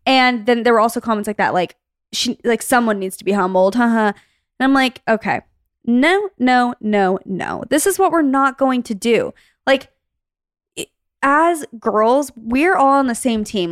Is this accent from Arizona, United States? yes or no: yes; Arizona, United States; moved away; we grew up in Arizona